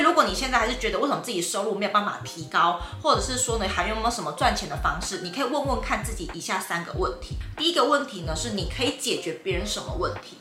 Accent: Tainan, Taiwan; 因为我是台南人

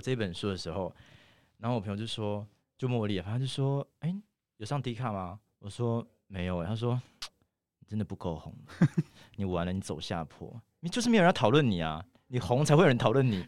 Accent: Taitung, Taitung County, Taiwan; 我从小住在台东，我妈是原住民嘛，所以我其实我小时候有非常，非常多原住民的朋友

